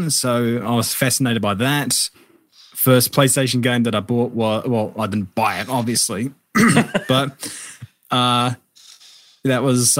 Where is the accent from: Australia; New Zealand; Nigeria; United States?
New Zealand; I think really for a lot of kids growing up, it all starts with cars